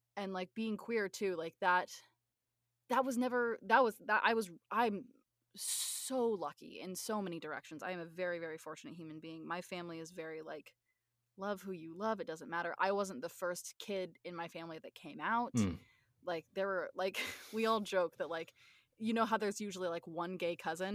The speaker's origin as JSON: {"language": "English", "region": "Northwest Arkansas", "country": "United States", "tie": "born or raised there", "said": "I'm originally from from Northwest Arkansas"}